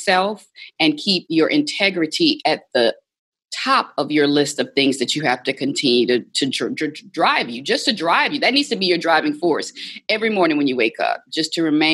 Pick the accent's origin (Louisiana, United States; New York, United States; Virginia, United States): Louisiana, United States; Baton Rouge; moved away as an adult; also born or lived in Atlanta, Georgia / New Orleans, Louisiana; Growing up in Baton Rouge, Louisiana